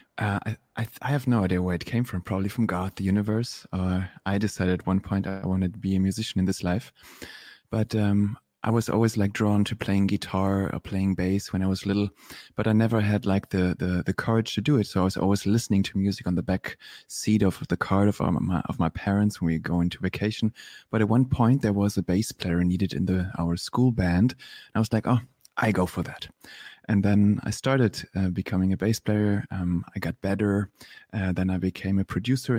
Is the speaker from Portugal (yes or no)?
no; Germany; moved away as an adult; also born or lived in Berlin, Germany / Los Angeles, United States; I was born and raised in Germany